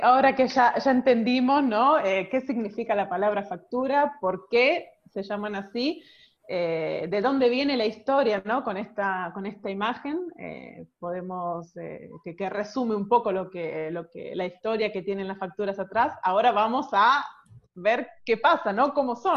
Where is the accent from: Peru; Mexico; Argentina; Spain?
Argentina; now in Italy; somos eh, los argentinos